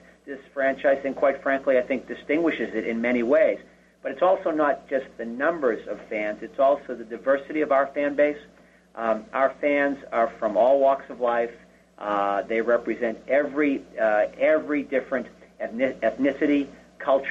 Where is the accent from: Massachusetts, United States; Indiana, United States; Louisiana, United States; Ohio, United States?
Massachusetts, United States; Boston; growing up in Boston